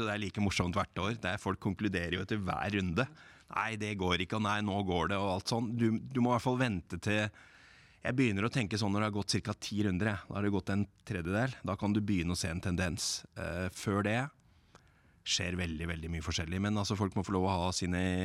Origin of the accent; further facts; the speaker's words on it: Lillehammer, Innlandet, Norway; jeg er fra Lillehammer